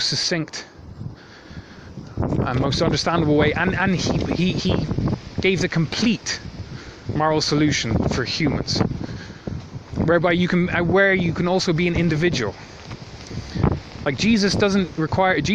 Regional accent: Ireland; accent: Irish; the country I'm from, I'm not Irish, but it's where I got this accent.

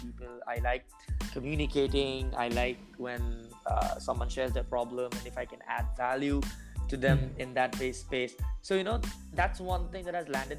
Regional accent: India; I'm from India.

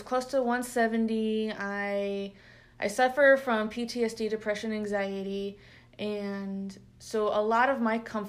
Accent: Chicago, Illinois, United States; now in Knob Noster, United States; I am 32 years old. I'm originally from Chicago, so I'm used to lots of variety of food, and now I live in Knobnaster, where there's 2,700 people.

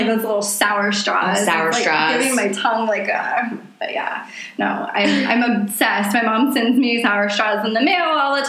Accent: the South, United States; accent: Southern; I want my Southern accent back

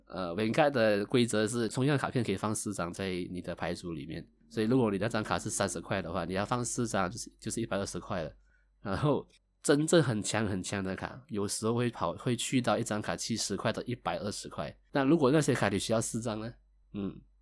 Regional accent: Malaysia; 我是一个来自马来西亚的九零后上班族

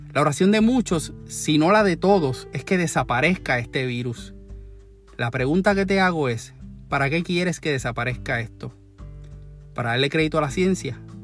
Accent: Puerto Rico; como decimos en Puerto Rico

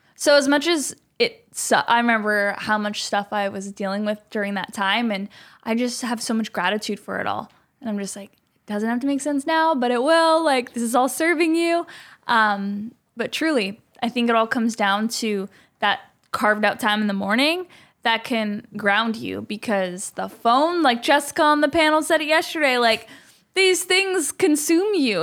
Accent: Canada; moved away as an adult; now in Los Angeles, United States; I'm a Canadian

